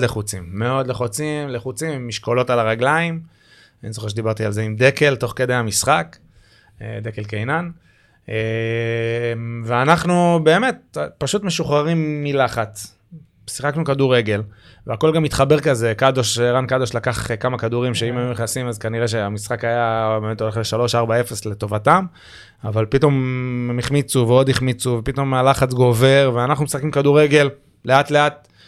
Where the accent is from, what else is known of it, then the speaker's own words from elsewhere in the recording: Givatayim, Tel Aviv District, Israel; גדלנו באותו אזור פחות או יותר, גבעתיים